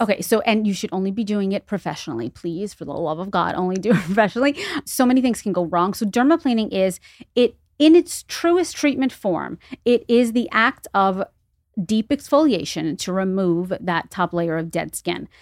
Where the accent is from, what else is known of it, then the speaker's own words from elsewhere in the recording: New York City, New York, United States; moved away as an adult; also born or lived in Los Angeles; now in Greenwich, United States; I am from the Bronx originally, born and raised twenty-five years, lived in Los Angeles for ten years